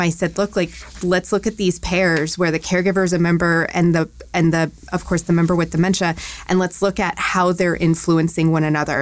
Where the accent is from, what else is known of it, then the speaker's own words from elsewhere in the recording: Maine, United States; moved away as an adult; now in Louisville, United States; I grew up in New England. I grew up in Maine specifically